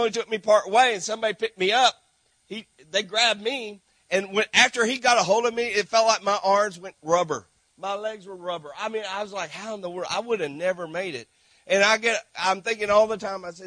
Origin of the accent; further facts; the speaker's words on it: Granbury, Texas, United States; moved away as an adult; now in St. Marc, Haiti; grew up in Granbury, Texas, with Lake Granbury here